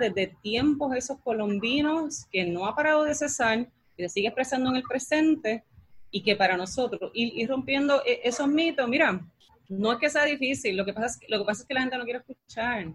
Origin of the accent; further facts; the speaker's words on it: Lares, Puerto Rico; yo soy del área y me crié y nací en LARE